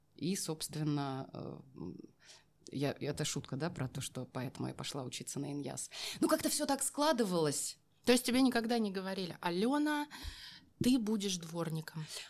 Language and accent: Russian; a small settlement near Novokuznetsk, Kemerovo Oblast, Russia; moved away as an adult; now in Moscow, Russia; Я переезжала из Новокузнецка, ну, э, э, поселок малюсенький, в котором mm-hmm. я родилась и выросла.